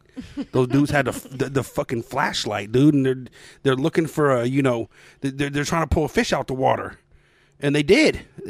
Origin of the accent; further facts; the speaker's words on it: Denver, Colorado, United States; moved away as an adult; now in Oklahoma, United States; I was born and raised in Denver.